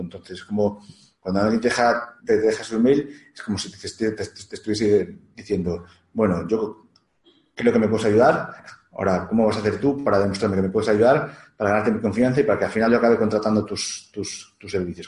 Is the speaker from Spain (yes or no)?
yes; León, Castile and León, Spain; also born or lived in Portugal; soy de León